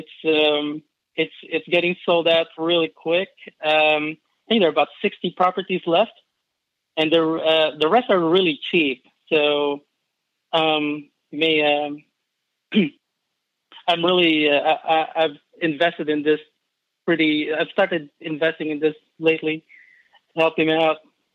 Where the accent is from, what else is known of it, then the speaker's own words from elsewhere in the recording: Philippines; now in Kentucky, United States; I'm not originally from Kentucky. I'm actually an immigrant from the Philippines.